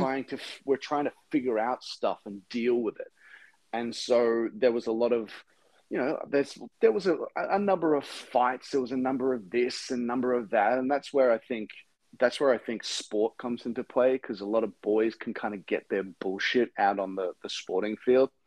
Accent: Brisbane, Queensland, Australia; now in United States; where I grew up, which is in Brisbane

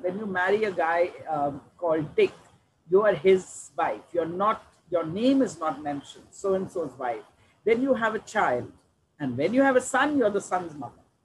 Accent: Delhi, India; I grew up in Delhi.

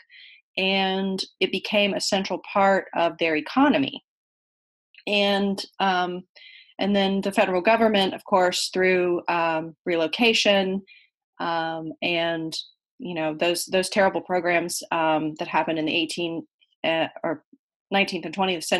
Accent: Columbia, South Carolina, United States; moved away as an adult; now in Vermont, United States; I grew up in Columbia, South Carolina. My parents moved there from Vermont when I was a child

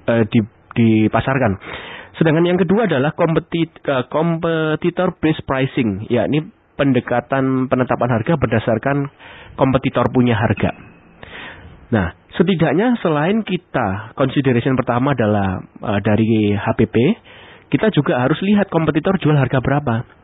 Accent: Surabaya, East Java, Indonesia; Ya memang saya orang Surabaya dan mengakuinya.

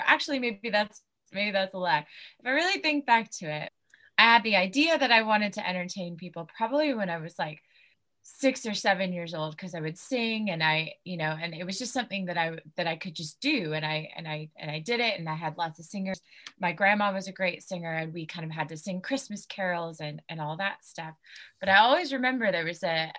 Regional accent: California, United States; moved away as an adult; now in United Kingdom; I grew up in California and spent most, if not all my life there

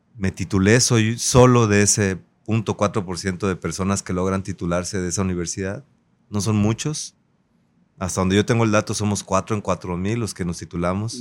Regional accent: Acapulco, Guerrero, Mexico; Yo nací en Acapulco, en un barrio histórico. Crecí en el barrio de Las Crucitas.

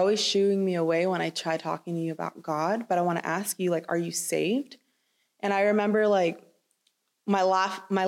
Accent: Chino Hills, California, United States; I grew up in Chino Hills

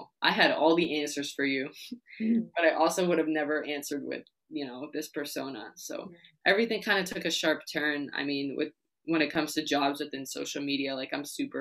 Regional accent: New York City, New York, United States; I'm from New York City

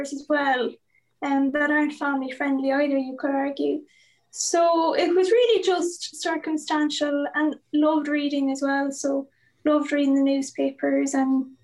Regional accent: Achill, County Mayo, Ireland; I'm from Achill in Mayo

